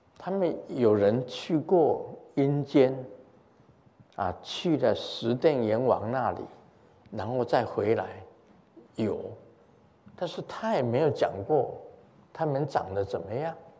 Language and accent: Chinese; Taiwan; 我们台湾很多从福建过来的